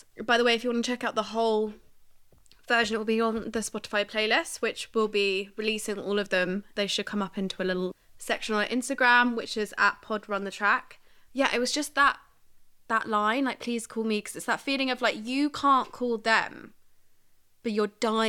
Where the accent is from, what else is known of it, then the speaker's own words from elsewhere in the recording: Barnet, London, United Kingdom; Yeah, I'm from Barnet. Do you know what I mean?